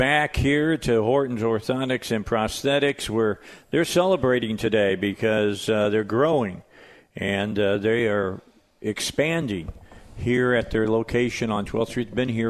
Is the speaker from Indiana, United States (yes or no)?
yes; Indiana, United States; moved away; I grew up in Indiana